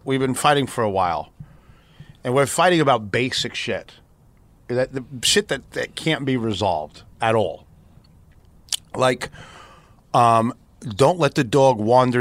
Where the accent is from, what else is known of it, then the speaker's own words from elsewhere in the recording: New York City, New York, United States; being a New Yorker